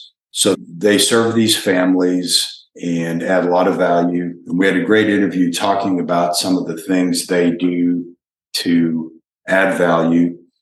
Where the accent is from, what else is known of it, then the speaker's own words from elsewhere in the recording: Texas, United States; Yeah, so I'm a Texan